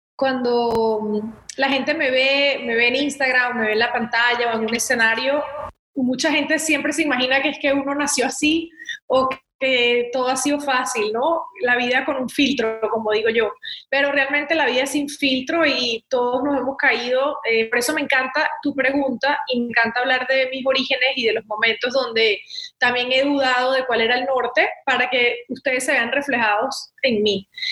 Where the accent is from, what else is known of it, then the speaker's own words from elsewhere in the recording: Venezuela; moved away as an adult; also born or lived in Miami, United States; now in United States; estudié comunicación social en Venezuela, en la universidad, porque creía mucho en seguir formándome en mi país